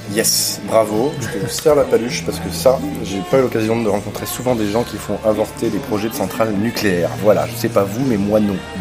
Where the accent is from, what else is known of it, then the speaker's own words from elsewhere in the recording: France; en tant que Français